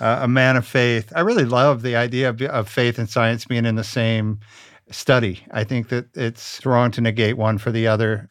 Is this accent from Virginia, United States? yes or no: yes; Richmond, Virginia, United States; moved away; I'm originally from Richmond, Virginia